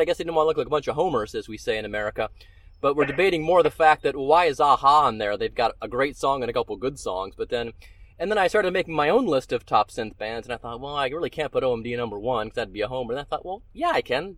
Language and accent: English; United States; as an American fan